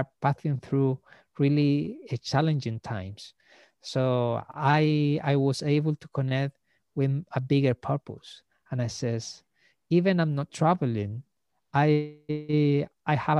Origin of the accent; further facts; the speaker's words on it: Iquique, Tarapacá, Chile; moved away as an adult; Like now I'm back to my hometown. I'm back in Iquique